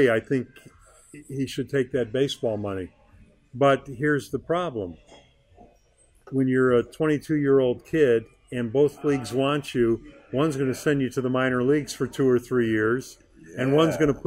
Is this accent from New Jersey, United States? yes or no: no; Chicago, Illinois, United States; now in Texas, United States; I grew up in Chicago. I've been down here 120 years